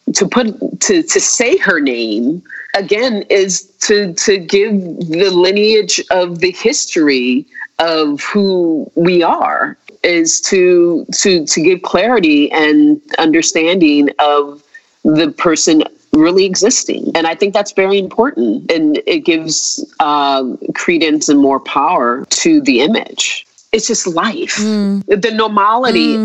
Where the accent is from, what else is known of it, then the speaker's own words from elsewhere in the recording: United States; think about myself as an American